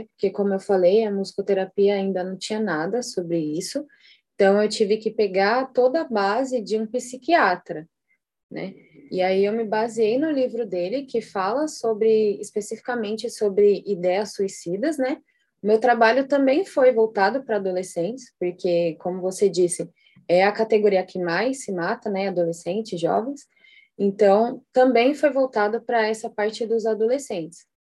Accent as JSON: {"language": "Portuguese", "region": "São Paulo", "country": "Brazil", "said": "Eu sou de São Paulo."}